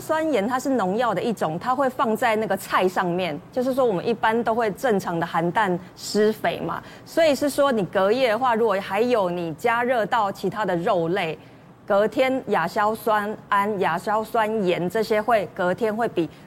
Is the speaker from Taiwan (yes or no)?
yes; Taiwan; 其实台湾人可能真的是压力啊